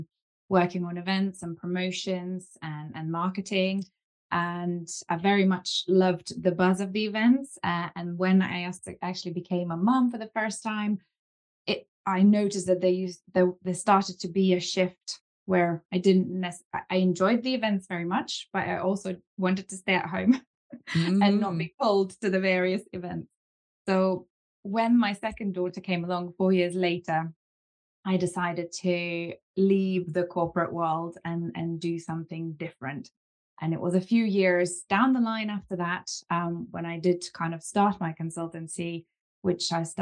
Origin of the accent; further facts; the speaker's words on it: Lithuania; now in United Kingdom; I'm originally from Lithuania and my family moved over to the UK and from then on it was just kind of going into education.